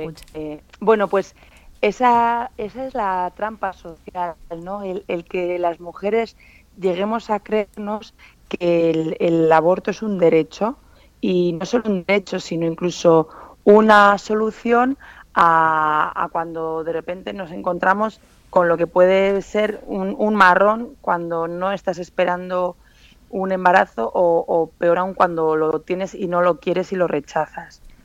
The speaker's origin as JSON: {"language": "Spanish", "town": "San Sebastián", "region": "Basque Country", "country": "Spain", "also_born_or_lived": "Macau", "moved": "yes", "lives_now": "Madrid, Spain", "said": "volver a mi tierra"}